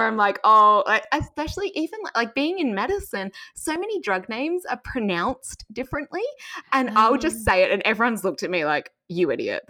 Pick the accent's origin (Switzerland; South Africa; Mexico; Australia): Australia; Perth, Western Australia; accent: Australian; now in United States; But no, I'm originally from Perth in Western Australia